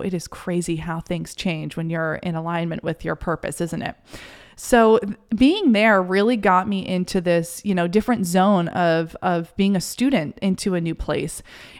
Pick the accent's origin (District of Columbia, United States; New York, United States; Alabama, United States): New York, United States; New York City; now in Maine, United States; I had related so much of my identity and myself to the city and feeling validated by being a New Yorker. And all of a sudden, here I was in Maine